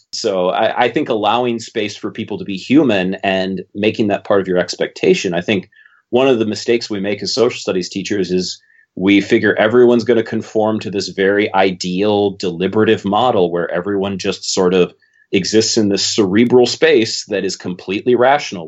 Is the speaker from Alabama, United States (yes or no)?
no; Minnesota, United States; I'm Minnesotan